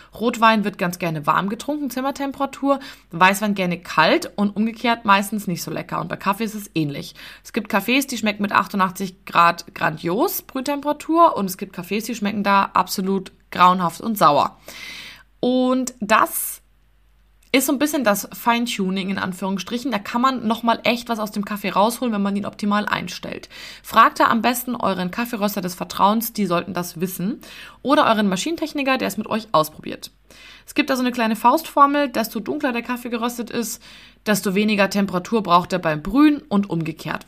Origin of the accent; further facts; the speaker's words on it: Munich, Bavaria, Germany; ich komme aus München, bin 30 Jahre alt